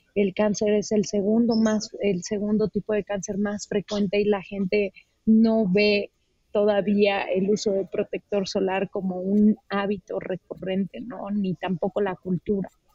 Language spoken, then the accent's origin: Spanish; Uruapan, Michoacán, Mexico; Soy de Uruapan, Michoacán